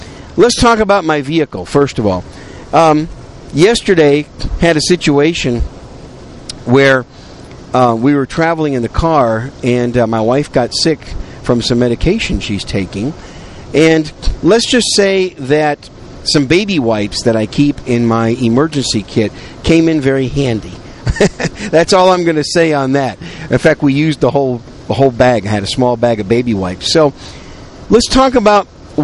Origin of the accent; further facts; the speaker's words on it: Wisconsin, United States; also born or lived in New York City; now in San Antonio, United States; I was born in New York City, raised in Wisconsin. I call Wisconsin home. I'm a cheesehead